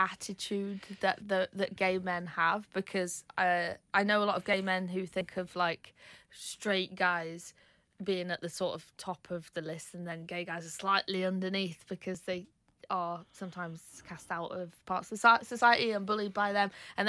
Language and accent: English; East Midlands, United Kingdom; I think, like, it was Canal Street, because I grew up in Derbyshire, so we'd hop on the train and go out in Manchester.